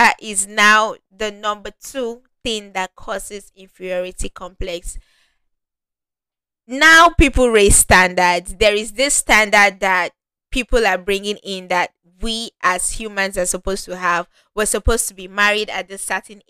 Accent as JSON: {"language": "English", "country": "Nigeria", "said": "I'm Nigerian"}